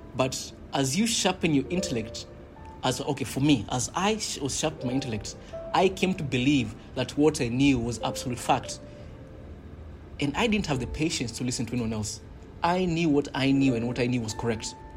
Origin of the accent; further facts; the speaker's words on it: Kenya; growing up in Kenya, we did have in primary school